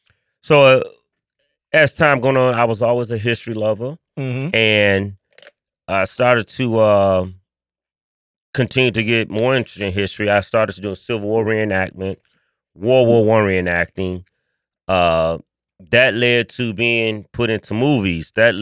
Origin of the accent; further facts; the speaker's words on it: Chicago, Illinois, United States; I am a born and raised West Sider. So I was raised on the West Side of Chicago in the Austin area.